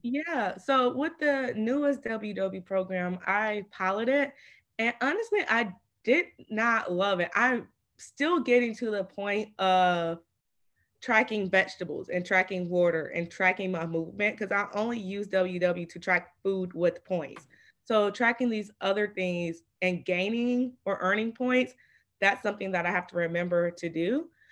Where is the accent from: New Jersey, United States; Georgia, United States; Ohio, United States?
Georgia, United States; Atlanta; I'm from Atlanta